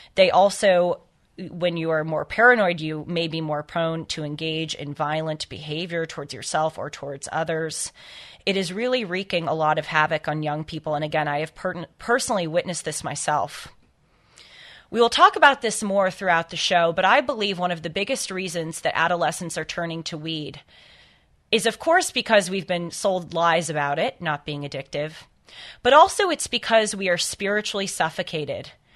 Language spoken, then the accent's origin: English; Los Angeles, California, United States; I grew up in Los Angeles